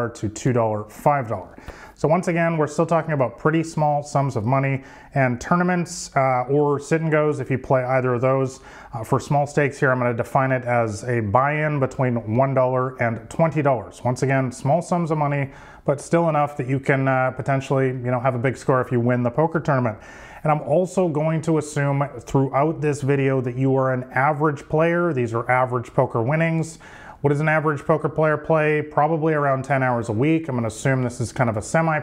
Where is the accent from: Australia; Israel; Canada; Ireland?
Canada; Vancouver, British Columbia; I'm from Vancouver, Canada